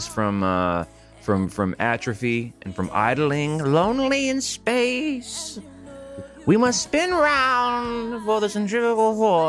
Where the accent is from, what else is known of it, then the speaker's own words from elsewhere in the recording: Sydney, New South Wales, Australia; I'm from Sydney, Australia.